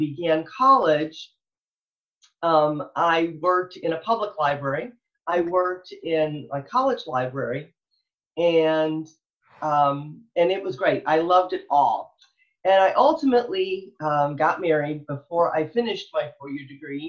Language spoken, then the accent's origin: English; Michigan, United States; now in Texas, United States; I'm from Michigan originally